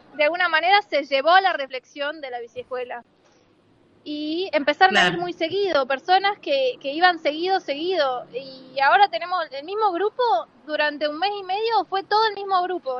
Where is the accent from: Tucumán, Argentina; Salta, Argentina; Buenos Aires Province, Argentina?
Salta, Argentina; moved away; vengo de varias otras biciescuelas en Salta, yo soy salteña